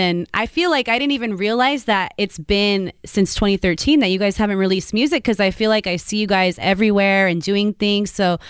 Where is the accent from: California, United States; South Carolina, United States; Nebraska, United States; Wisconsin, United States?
California, United States; Modesto; Actually, I'm originally from Modesto.